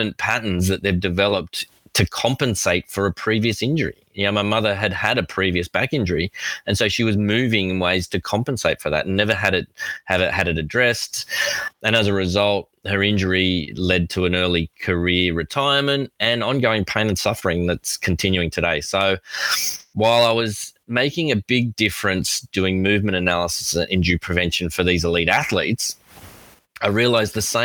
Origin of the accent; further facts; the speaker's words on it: Australia; accent: Australian; I am Australian.